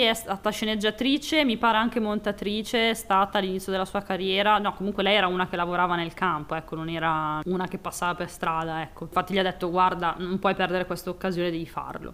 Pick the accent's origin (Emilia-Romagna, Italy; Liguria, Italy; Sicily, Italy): Emilia-Romagna, Italy; Piacenza; per noi Santa Lucia è praticamente il nostro Natale, perché noi siamo di Piacenza